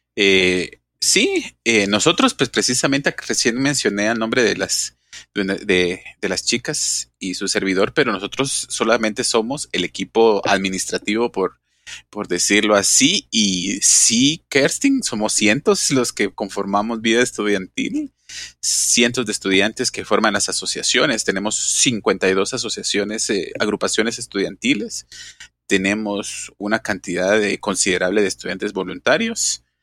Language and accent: Spanish; Guatemala; como guatemalteco